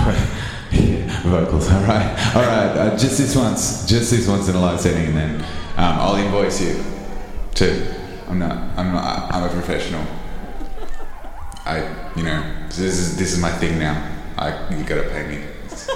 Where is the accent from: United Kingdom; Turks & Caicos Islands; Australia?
Australia; I'm from Australia